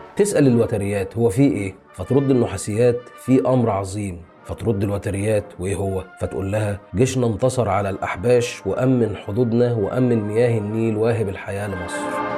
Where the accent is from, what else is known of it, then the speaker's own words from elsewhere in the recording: Egypt; بالنسبة لنا يعني كمصريين